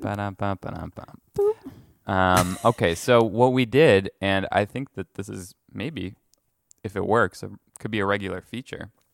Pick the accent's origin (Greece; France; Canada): France; moved away; I grew up in France